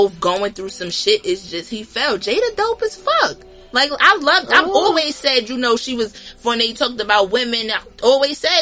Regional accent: New Jersey, United States; I'm from New Jersey

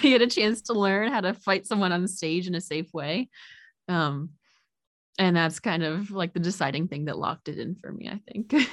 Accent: New Jersey, United States; I'm originally from New Jersey

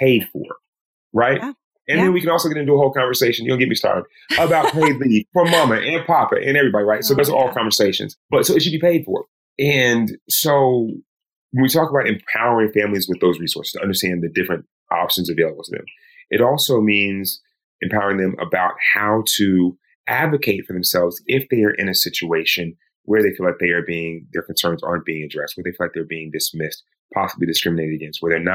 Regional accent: Georgia, United States; also born or lived in Los Angeles, California; My home state of Georgia

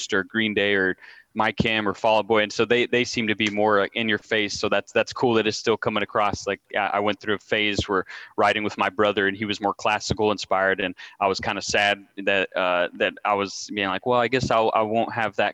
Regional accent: El Paso, Texas, United States; moved away; also born or lived in Austin / College Station; I came from El Paso

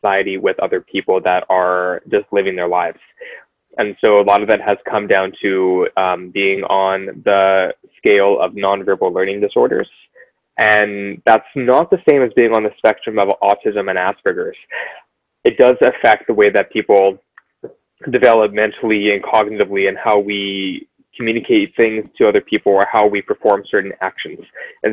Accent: Vancouver, British Columbia, Canada; growing up in Vancouver

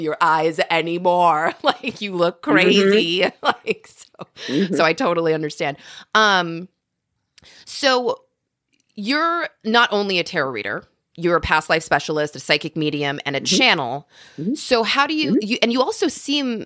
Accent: Louisville, Kentucky, United States; I'm from Kentucky, but I'm from Louisville, Kentucky

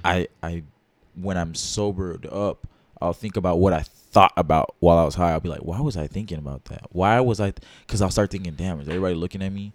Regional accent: Dallas, Texas, United States; I'm from Dallas, Texas

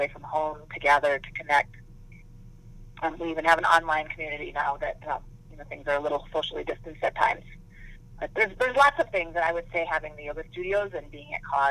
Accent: Minnesota, United States; I grew up in Minnesota

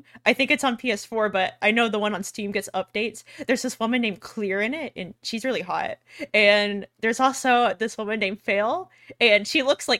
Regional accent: Texas, United States; I'm from Texas.

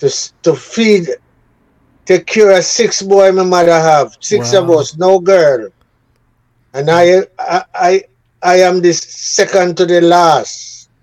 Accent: Kingston, Jamaica; also born or lived in Saint Ann, Jamaica; I was born in the parish of St. Anne's. Lime Tree Garden. That's where my mother and my father come from, you know. And I was born there, but I grew up in Trenchtown. My mother took me to Kingston when I was 5 years old.

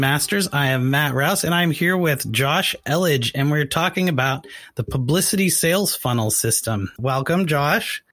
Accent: Canada; now in United States; I'm from Canada

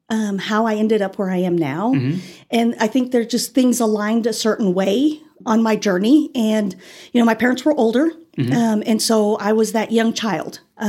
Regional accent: Garden City, Kansas, United States; also born or lived in Ulysses, Kansas; I am originally from Garden City, Kansas.

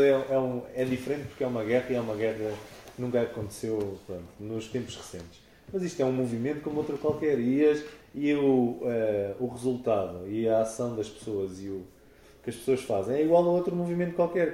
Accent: Portugal; estamos em Portugal e somos portugueses

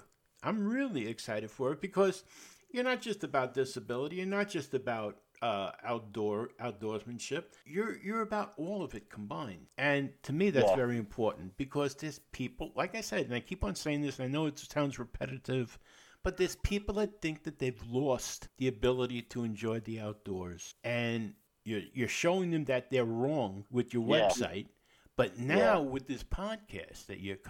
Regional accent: New York City, New York, United States; I was born and raised in the Bronx in New York

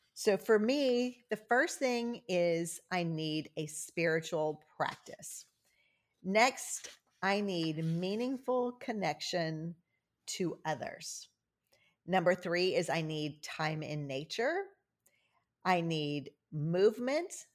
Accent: Cajun, Louisiana, United States; I'm Cajun

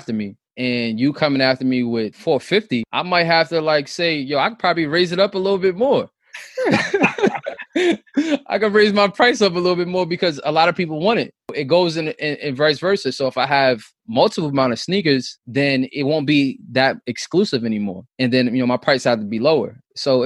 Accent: New York City, New York, United States; we grew up in Southside Rockaway

